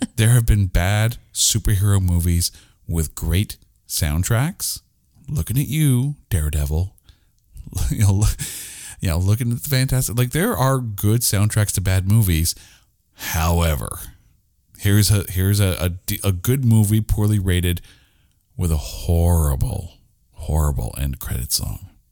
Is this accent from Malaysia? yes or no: no; Canada; we're Canadian